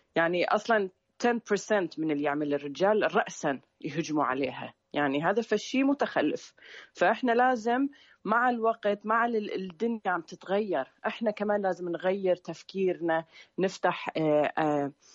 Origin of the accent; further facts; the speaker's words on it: Sweden; also born or lived in Syria; أنا من السويد